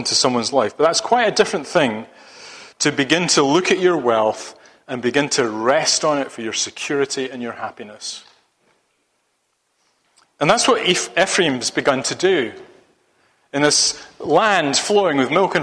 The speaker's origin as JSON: {"language": "English", "region": "Scotland", "country": "United Kingdom", "moved": "yes", "said": "being a Scotsman"}